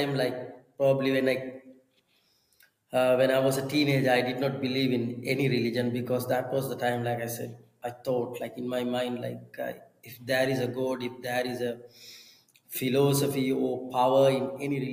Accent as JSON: {"language": "English", "country": "Sri Lanka", "said": "I am a Sinhalese, and I was a Buddhist for 20 years. And you know, in my, I would say, village, and then in my family line, there were no Christians"}